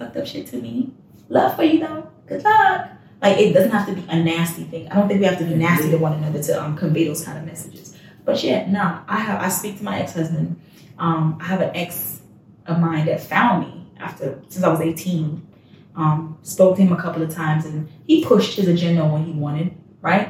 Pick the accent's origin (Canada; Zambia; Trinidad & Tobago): Trinidad & Tobago; now in Texas, United States; I'm not even Jamaican. I'm Trinidadian